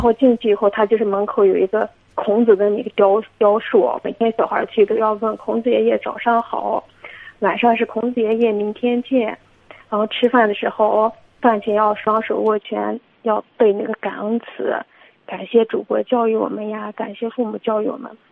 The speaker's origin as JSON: {"language": "Chinese", "region": "Inner Mongolia", "country": "China", "said": "我是内蒙古的"}